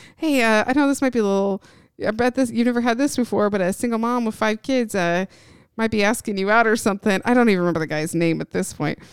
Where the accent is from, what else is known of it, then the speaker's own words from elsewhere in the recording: Indiana, United States; moved away as an adult; also born or lived in Knoxville, Tennessee; I grew up in Indiana